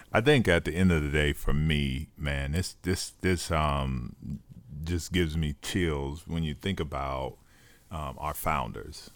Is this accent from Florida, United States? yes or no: yes; Duval County, Florida, United States; we're both from Duval County